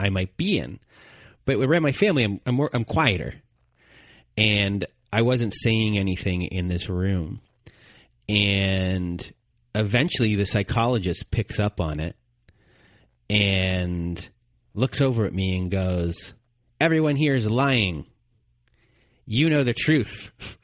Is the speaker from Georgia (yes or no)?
no; Canada; we're Canadian.